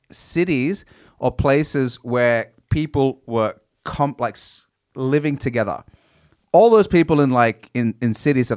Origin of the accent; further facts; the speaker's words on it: Australia; But she didn't even know I was from Australia.